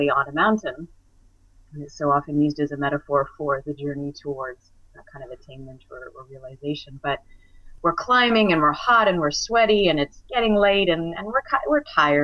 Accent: Alberta, Canada; I grew up in Alberta

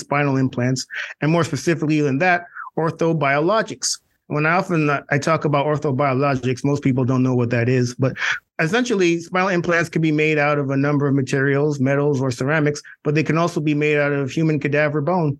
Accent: Canada; moved away as an adult; also born or lived in Clemson / New York; I'm originally from Canada.

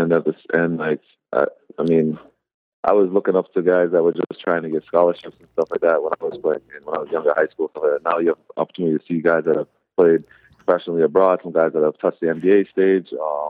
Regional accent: Canada; born there; My mom's actually from Jamaica. I have a lot of family in Jamaica, and I was born in Canada.

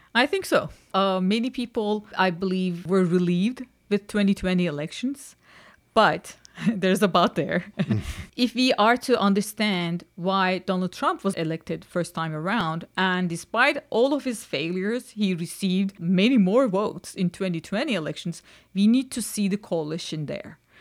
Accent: Istanbul, Turkey; moved away as an adult; now in Vermont, United States; I'm born and raised in Istanbul

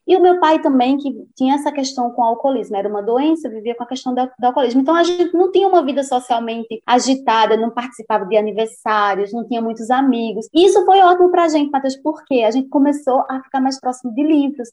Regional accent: Patos, Paraíba, Brazil; moved away; Eu morava em Patos, na Paraíba, lembrando, né, que eu nasci em Patos, mas eu vivia numa comunidade rural chamada Sítio Trincheiras

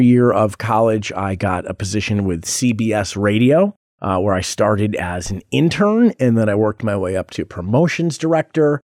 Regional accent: Rochester, New York, United States; moved away as an adult; now in Las Vegas, United States; I was born in Rochester, New York, which is just about sixty miles east of Buffalo.

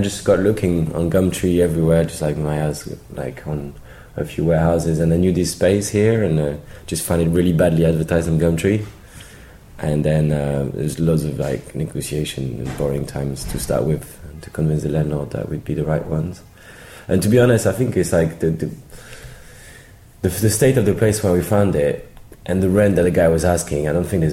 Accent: Paris, Île-de-France, France; moved away as an adult; now in London, United Kingdom; I'm from Paris. I've been here for like maybe 10, 11 years

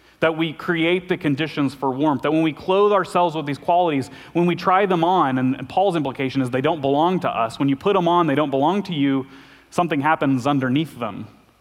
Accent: Arkansas, United States; I'm from Arkansas

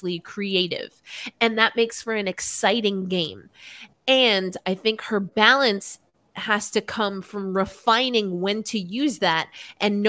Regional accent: New York, United States; I'm from New York.

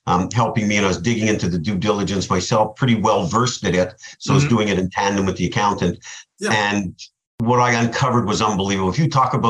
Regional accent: Montreal, Quebec, Canada; moved away as an adult; now in South Florida, United States; I grew up in Canada, in Montreal, Canada, and I've been living in South Florida for 27 years.

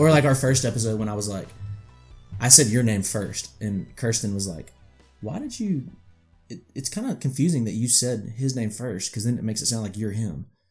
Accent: Arkansas, United States; accent: country; I may sometimes sound country because I'm from Arkansas

